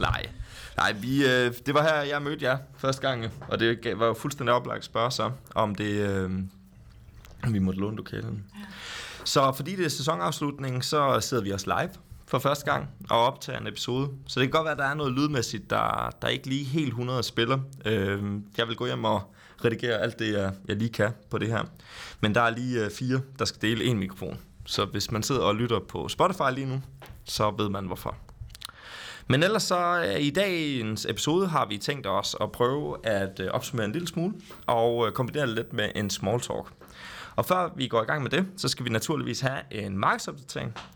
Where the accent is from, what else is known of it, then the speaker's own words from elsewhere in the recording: Jutland, Denmark; jeg er fra Jylland.